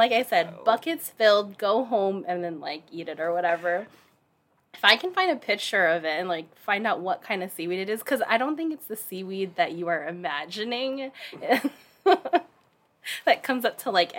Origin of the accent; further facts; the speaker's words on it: Hawaii, United States; now in Seattle, United States; when I was a little girl growing up in Hawaii